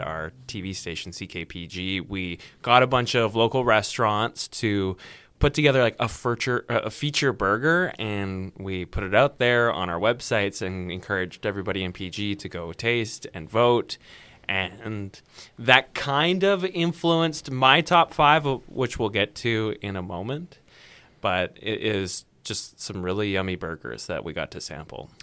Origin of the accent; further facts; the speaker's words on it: Vancouver, British Columbia, Canada; now in Prince George, Canada; I'm originally from Vancouver, BC, and I'm in the radio business